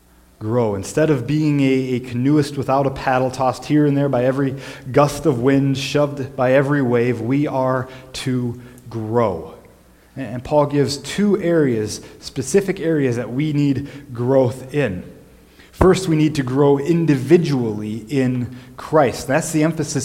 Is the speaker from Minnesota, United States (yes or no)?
yes; Minnesota, United States; Growing up in the Midwest